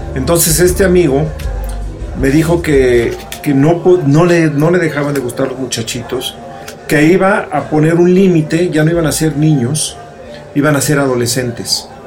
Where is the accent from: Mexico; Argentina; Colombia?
Mexico; Mexico City; crecer en la modelo y ir tanto a la frontera, pues te da un oído.